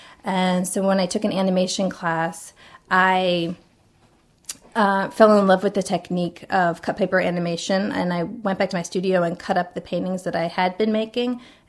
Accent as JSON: {"language": "English", "region": "West Virginia", "country": "United States", "tie": "born there", "also_born_or_lived": "Iowa", "said": "All over. I was born in West Virginia, and I lived in Iowa and in the southwestern section of Virginia later on, and I went to college in the eastern side of Virginia."}